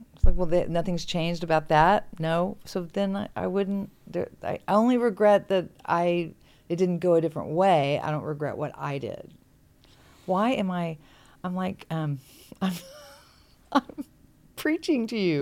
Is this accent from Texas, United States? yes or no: yes; Texas, United States; now in California, United States; I grew up in Texas, and Texans have a very, very strong sense of being a Texan